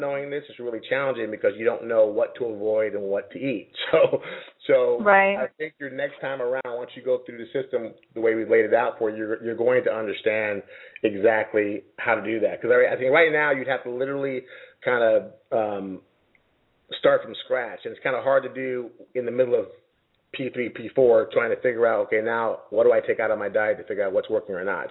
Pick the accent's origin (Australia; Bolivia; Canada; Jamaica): Jamaica; I grew up in Jamaica since I was nine years old